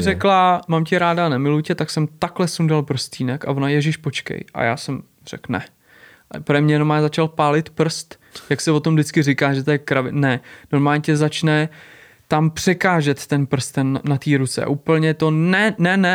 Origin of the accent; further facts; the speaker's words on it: Prague, Czechia; říkám, Praha, Česká republika